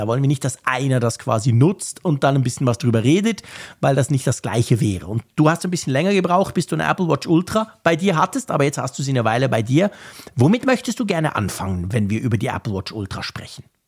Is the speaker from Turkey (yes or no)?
no; Switzerland; ich als Schweizer Vielzugfahrer